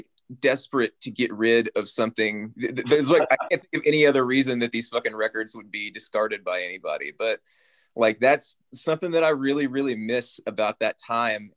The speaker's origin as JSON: {"language": "English", "region": "South Arkansas", "country": "United States", "tie": "born or raised there", "also_born_or_lived": "Little Rock, Arkansas", "said": "I grew up in South Arkansas"}